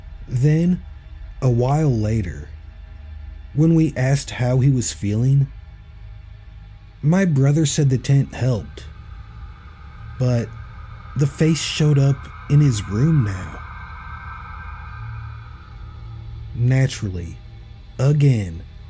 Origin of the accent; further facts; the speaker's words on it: Tennessee, United States; I grew up on the Tennessee-Alabama-Georgia border, west of Chattanooga. Not in the sticks, but definitely a rural area.